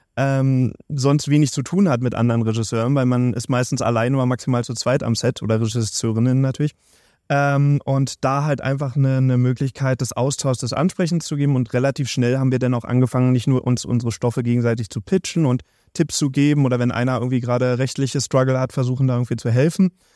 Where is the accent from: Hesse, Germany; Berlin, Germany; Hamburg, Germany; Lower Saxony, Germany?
Berlin, Germany; als gebürtiger Berliner